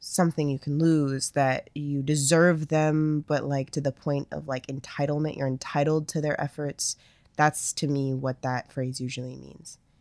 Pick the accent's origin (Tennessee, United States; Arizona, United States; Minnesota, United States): Minnesota, United States; we're from Minnesota